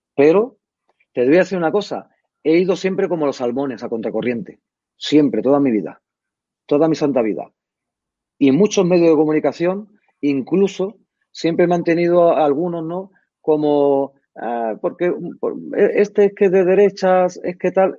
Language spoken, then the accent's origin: Spanish; Madrid, Community of Madrid, Spain; nosotros vivíamos en Barajas